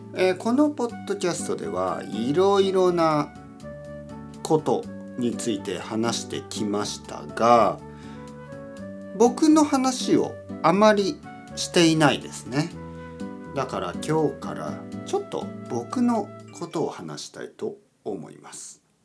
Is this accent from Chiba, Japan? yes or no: no; Oita, Japan; now in Tokyo, Japan; 出身、出身ですね。出身地は大分県です